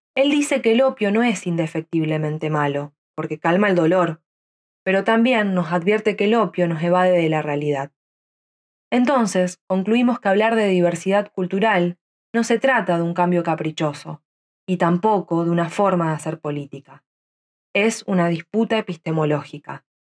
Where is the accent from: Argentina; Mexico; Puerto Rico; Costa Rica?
Argentina; nací en Argentina donde vivo actualmente